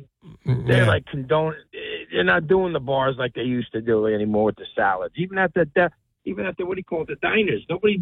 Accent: Lodi, New Jersey, United States; now in Colts Neck, United States; Back in the 80s, right? I grew up in Lodi.

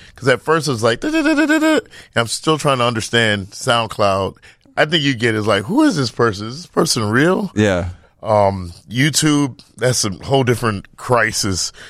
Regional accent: Midwest, United States; growing up in the Midwest is different than growing up in uh, New York or California

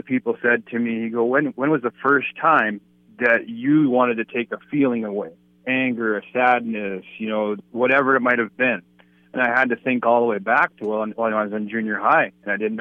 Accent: Bismarck, North Dakota, United States; I'm born and raised in Bismarck, North Dakota

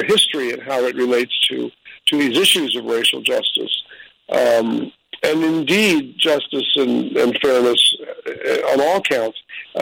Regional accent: New York City, New York, United States; I'm a New Yorker

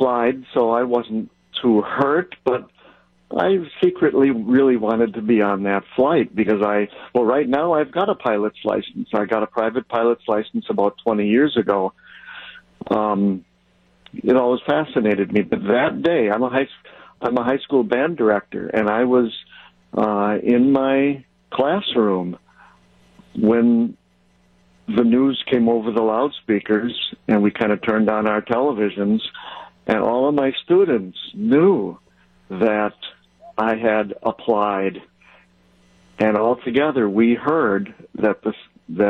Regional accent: Mayville, Wisconsin, United States; now in Elkhorn, United States; I grew up in Mayville. Right now I'm in Elkhorn, Wisconsin.

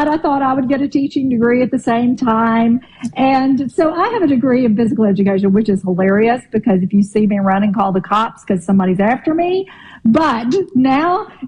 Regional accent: Eupora, Mississippi, United States; accent: Mississippi; moved away; I grew up 10 miles out in the country from Eupora

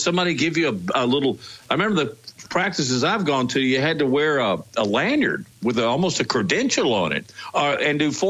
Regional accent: Arkansas, United States; When I was a kid, growing up in Arkansas, they had these little picnic table areas with a little red shack

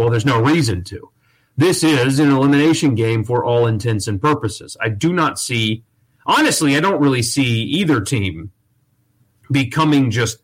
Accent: Greenville, United States; the club team in Greenville where I grew up

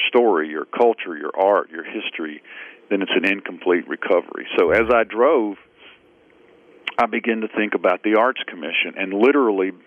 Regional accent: Stone County, Mississippi, United States; also born or lived in Bay St. Louis, Mississippi; I grew up in Stone County. It's one of the lower six counties

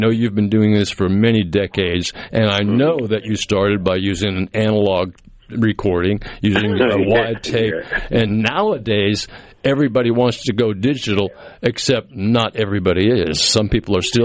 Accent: Massachusetts, United States; moved away as an adult; now in Jackson, United States; I grew up in Massachusetts

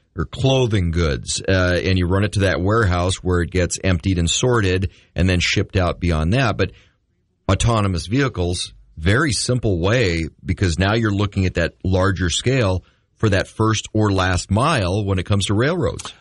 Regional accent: Red River Valley, North Dakota, United States; growing up in the River Valley of North Dakota

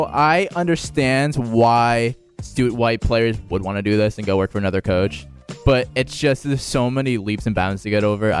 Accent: New Jersey, United States; now in Florida, United States; in a state like I'm from, like New Jersey

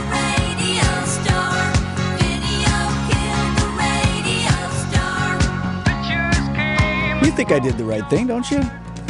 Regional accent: Wisconsin, United States; we're both born and raised in Wisconsin

